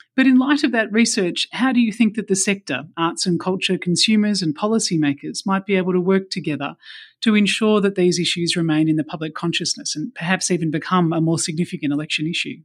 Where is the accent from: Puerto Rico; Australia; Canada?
Australia